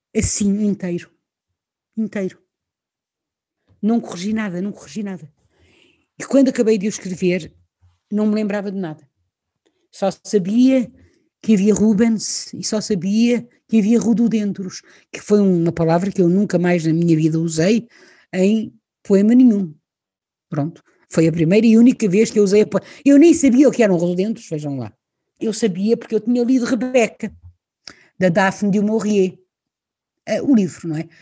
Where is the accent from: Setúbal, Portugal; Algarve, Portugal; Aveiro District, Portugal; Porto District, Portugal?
Porto District, Portugal; Leça da Palmeira; also born or lived in Lisbon, Portugal / Sintra, Portugal; Eu nasci onde nasci, neste caso em Portugal, em Lisboa, eh, morei em Sintra até aos 9 anos, vim para o norte, para Lessa da Palmeira, com 9 anos de idade.